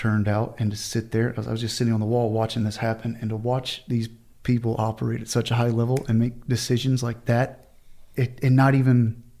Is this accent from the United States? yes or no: yes; Southeast Texas, United States; Texas, Southeast Texas.